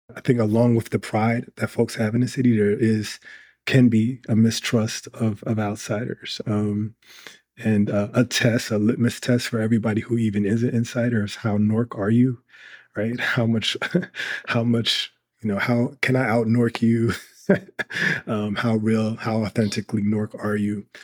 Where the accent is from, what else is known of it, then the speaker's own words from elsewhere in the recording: Newark, New Jersey, United States; in a city where that was known for um, car thefts when I was growing up